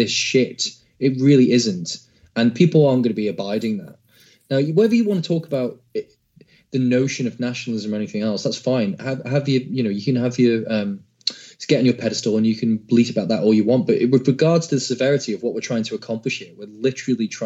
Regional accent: United Kingdom; I'm quite proud of being British

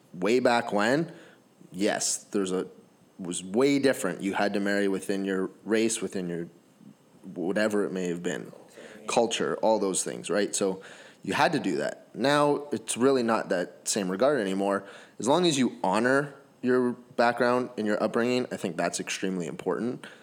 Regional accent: Canada; I'm Canadian

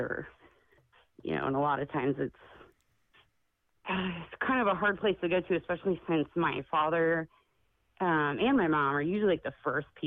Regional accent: on the Columbia River, southernmost part of Washington State, United States; moved away; I'm in, like, the southernmost part of Washington State, right on the Columbia River

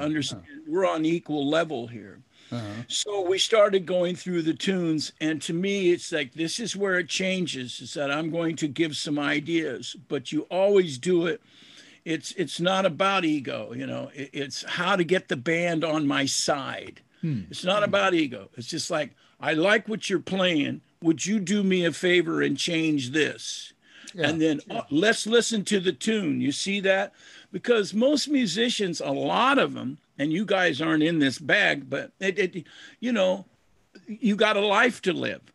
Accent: United States; an American kid

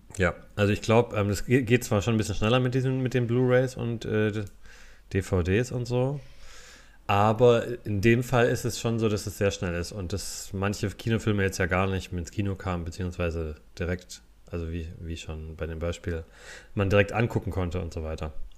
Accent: a Fastnacht stronghold on the Neckar, Baden-Württemberg, Germany; ich bin ja da in, in der Fastnetz-Hochburg aufgewachsen

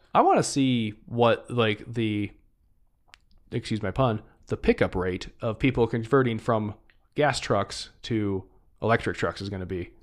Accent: Michigan, United States; my home state

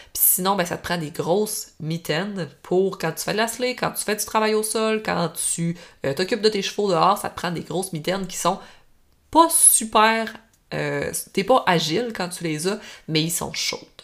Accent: Normandin, Quebec, Canada; je viens du lac Saint-Jean, je viens euh, proche de Normandie

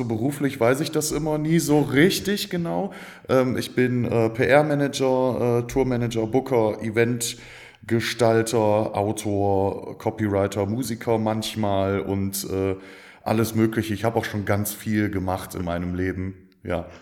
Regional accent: Stolberg, North Rhine-Westphalia, Germany; also born or lived in Aachen; ich komme von hier, wohne schon seit Ewigkeiten in Aachen, geboren bin ich in Stolberg bei Aachen

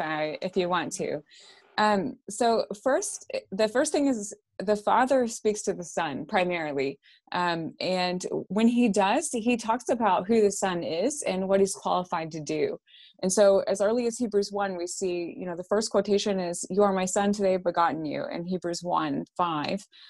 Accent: Texarkana, United States; also born or lived in Irving, Texas (born near Texas Stadium); moved to Texarkana, though, I think I was maybe, uh, two or something like

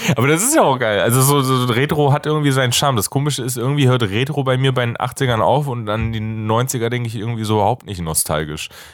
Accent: Germany; als Deutscher

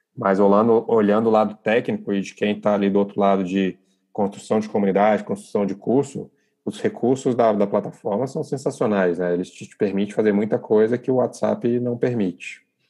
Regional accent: Brasília, Federal District, Brazil; moved away as an adult; now in Rio de Janeiro, Brazil; nasce em Brasília, sou de Brasília, em 2012, eu me mudo para o Rio de Janeiro

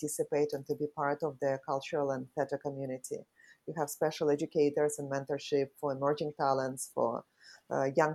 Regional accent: Saint Petersburg, Russia; moved away as an adult; now in Singapore; I was born in St. Petersburg in Russia.

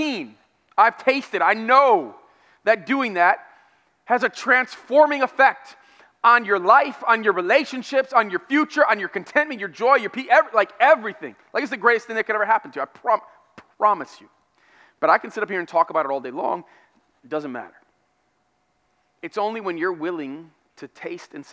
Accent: United States; I'm American

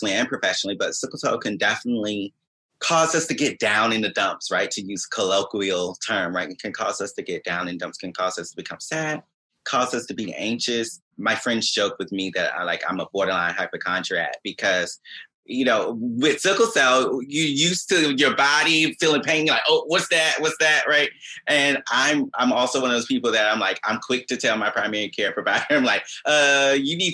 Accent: Augusta, Georgia, United States; moved away as an adult; also born or lived in New York / San Francisco / Indianapolis / Allentown, Pennsylvania; now in New Jersey, United States; I was born and raised in Augusta, Georgia

